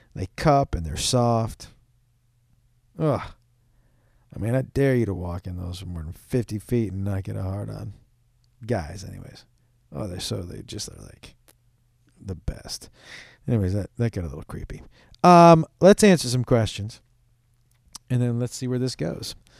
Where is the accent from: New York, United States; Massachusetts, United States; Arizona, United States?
Massachusetts, United States; Boston; I'm from Boston